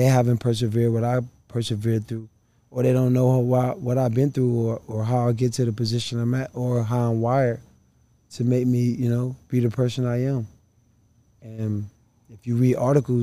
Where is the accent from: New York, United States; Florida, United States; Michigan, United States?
Florida, United States; Miami; I grew up right here in Liberty City